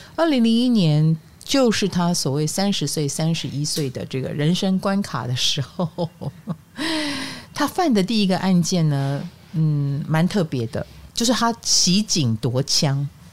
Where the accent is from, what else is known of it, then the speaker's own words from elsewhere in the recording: Taiwan; 所以在我们台湾人的朋友们眼中的他